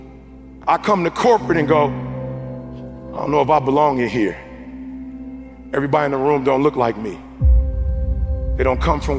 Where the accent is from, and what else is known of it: Detroit, Michigan, United States